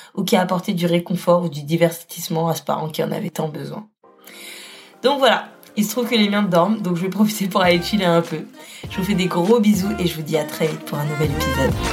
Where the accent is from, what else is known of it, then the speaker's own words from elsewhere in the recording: Paris, Île-de-France, France; moved away as an adult; now in Lyon, France; je suis parisienne